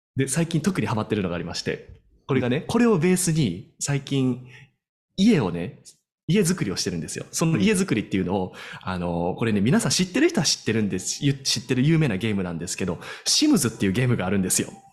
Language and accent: Japanese; Osaka, Japan; 大阪生まれですから